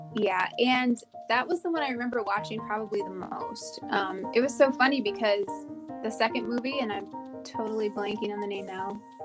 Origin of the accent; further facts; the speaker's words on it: Michigan, United States; moved away as an adult; also born or lived in Tennessee / Georgia / Virginia / South Korea; I grew up in Michigan